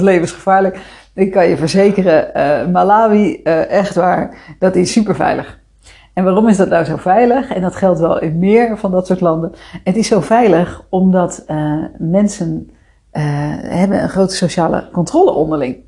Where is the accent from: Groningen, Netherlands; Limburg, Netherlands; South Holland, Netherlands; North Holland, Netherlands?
South Holland, Netherlands; Rotterdam; moved away; also born or lived in Amersfoort; Kom ik uit Rotterdam